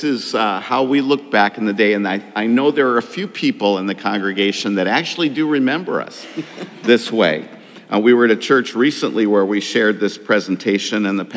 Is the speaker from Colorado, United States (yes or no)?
no; Farmington, Connecticut, United States; moved away as an adult; also born or lived in Japan; now in Minnesota, United States; I grew up in Farmington, Connecticut, and Bethany has always been my home church